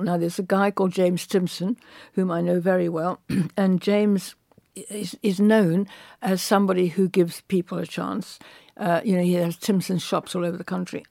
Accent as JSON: {"language": "English", "town": "Cape Town", "region": "Western Cape", "country": "South Africa", "tie": "born or raised there", "moved": "yes", "said": "I come from Cape Town"}